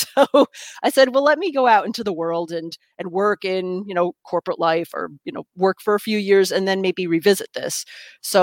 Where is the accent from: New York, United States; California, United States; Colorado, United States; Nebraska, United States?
New York, United States; first language English; I grew up in New York State, about an hour north of New York City, and in the suburbs